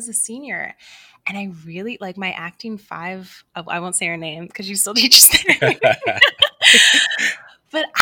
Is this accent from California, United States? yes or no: no; Collegeville, Pennsylvania, United States; In a little town called Collegeville, Pennsylvania.